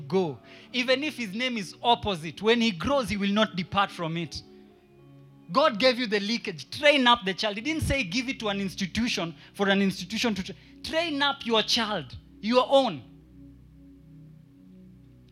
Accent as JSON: {"language": "English", "country": "Kenya", "said": "I'm only a Kenyan"}